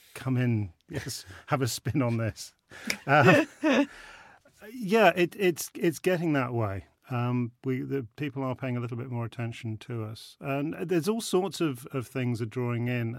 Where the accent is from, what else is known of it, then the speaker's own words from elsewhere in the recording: Rutland, East Midlands, United Kingdom; I'm a Rutland lad. I grew up in Rutland